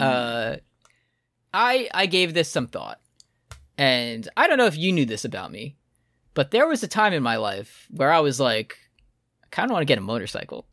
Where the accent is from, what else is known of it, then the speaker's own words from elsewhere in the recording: United States; me as an American